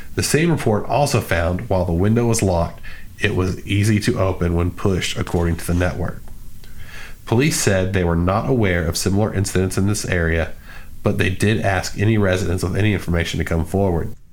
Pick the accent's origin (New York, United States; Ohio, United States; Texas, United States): Texas, United States; we're from Texas